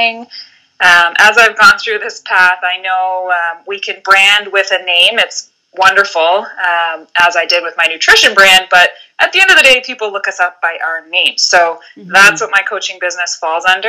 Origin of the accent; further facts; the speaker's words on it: Vancouver Island, British Columbia, Canada; moved away as an adult; now in Halifax, Canada; I grew up on Vancouver Island in British Columbia, moving coast to coast about 10 years ago.